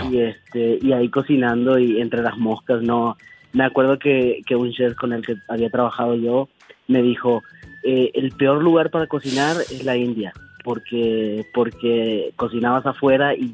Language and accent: Spanish; Paraguay; moved away; also born or lived in Argentina; nací en, Paraguay. Ay, Paraguay me encanta. sí, me crié, me crié un gran parte en Paraguay y la otra parte me crié en Argentina.